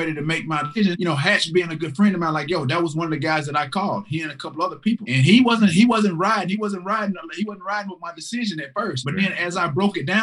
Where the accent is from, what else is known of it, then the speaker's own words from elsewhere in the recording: the South, United States; growing up in the South